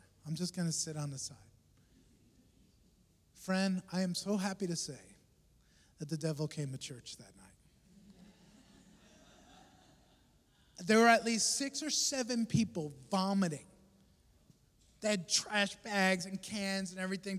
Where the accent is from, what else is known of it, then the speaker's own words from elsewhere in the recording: New York, United States; moved away as an adult; now in Philippines; I'm from New York